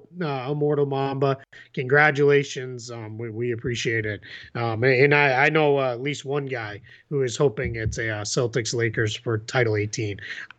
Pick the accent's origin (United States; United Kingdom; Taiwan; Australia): Taiwan; Since I'm from Taiwan, so shout out.